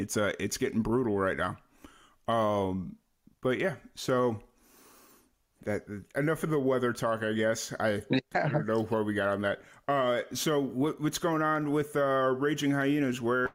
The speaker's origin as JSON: {"language": "English", "town": "Chicago", "region": "Illinois", "country": "United States", "tie": "born or raised there", "also_born_or_lived": "Florida / New Mexico", "moved": "yes", "said": "I grew up in Chicago, so I'm used to it. Like, it's second nature to me, but I also lived in Florida for a good amount of years, and I lived in New Mexico for a good amount of years"}